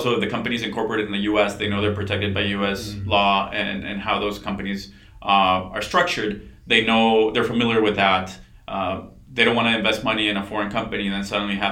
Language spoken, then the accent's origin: English; Monterrey, Nuevo León, Mexico; moved away as an adult; also born or lived in Texas; Born and raised in Mexico. Moved to Texas for college. Always wanted to be an entrepreneur. So growing up in Monterrey